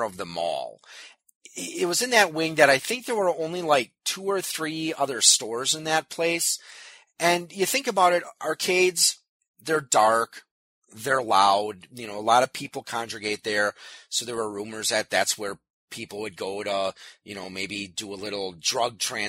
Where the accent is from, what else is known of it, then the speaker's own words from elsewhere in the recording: New Berlin, Wisconsin, United States; I grew up in New Berlin. It's a part of Waukesha County, southeast Wisconsin